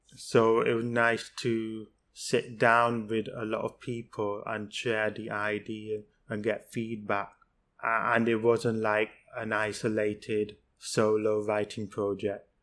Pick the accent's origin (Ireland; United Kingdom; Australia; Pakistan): Pakistan; I'm from Pakistan